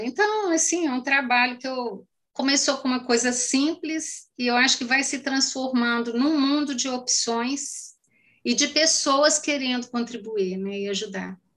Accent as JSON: {"language": "Portuguese", "town": "Carmo do Paranaíba", "region": "Minas Gerais", "country": "Brazil", "accent": "mineiro", "said": "eu sou a pessoa também. mais mineira do mundo"}